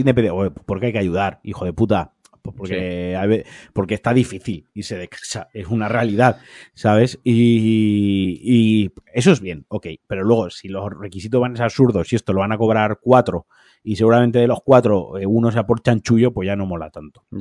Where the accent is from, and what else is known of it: Spain